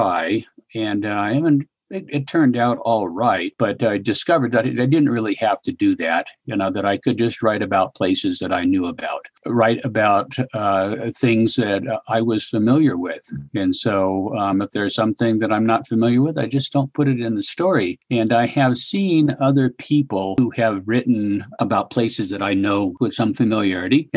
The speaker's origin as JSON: {"language": "English", "region": "rural California", "country": "United States", "tie": "born or raised there", "moved": "yes", "lives_now": "Wyoming, United States", "said": "I grew up in rural California. I grew up in farm and ranch country"}